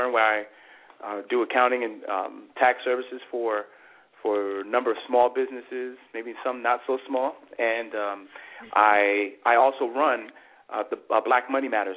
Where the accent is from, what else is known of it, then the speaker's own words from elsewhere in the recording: New York City, New York, United States; now in South Bend, United States; I am originally born and raised in New York City, and I now live in South Bend, Indiana